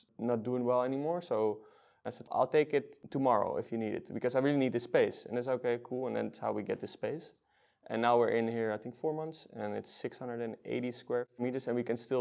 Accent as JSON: {"language": "English", "town": "Almere", "region": "Flevoland", "country": "Netherlands", "tie": "born or raised there", "moved": "yes", "lives_now": "Amsterdam, Netherlands", "said": "we grew up in Almere"}